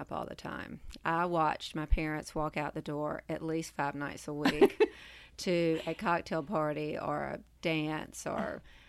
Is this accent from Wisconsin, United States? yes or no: no; Savannah, Georgia, United States; I'm from Savannah, Georgia. My mother is from Sanford, North Carolina.